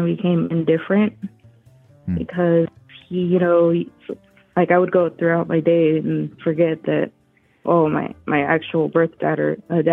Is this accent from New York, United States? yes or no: no; Texas, United States; I'm from Texas